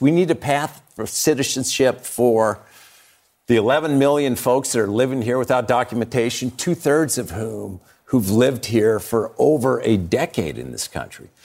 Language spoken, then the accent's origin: English; Montana, United States; growing up in Montana